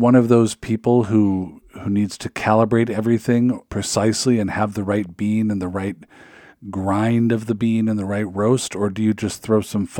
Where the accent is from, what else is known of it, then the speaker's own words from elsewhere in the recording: Seattle, Washington, United States; I grew up in Seattle.